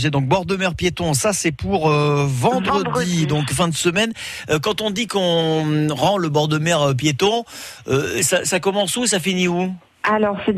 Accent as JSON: {"language": "French", "town": "Menton", "region": "Provence-Alpes-Côte d'Azur", "country": "France", "said": "moi je suis de Menton"}